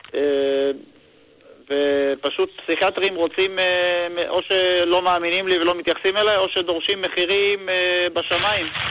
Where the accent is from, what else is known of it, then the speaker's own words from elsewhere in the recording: Kiryat Bialik, Haifa District, Israel; moved away as an adult; now in Jerusalem, Israel; ועברתי לירושלים, אני מגיע מהקריות. אה, כן. ביאליק במקור, ועברתי לירושלים